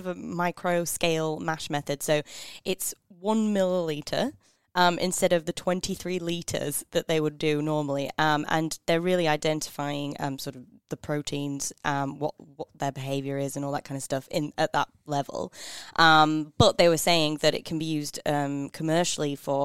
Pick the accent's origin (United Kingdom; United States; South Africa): United Kingdom; England; now in Australia; I'm so English